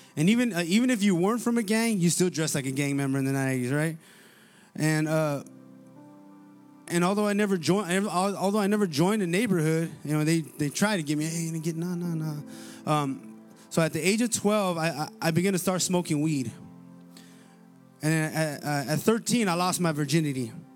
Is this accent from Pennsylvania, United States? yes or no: no; Paramount, California, United States; some of my best memories, uh, that I have growing up in Paramount was, uh, was playing sports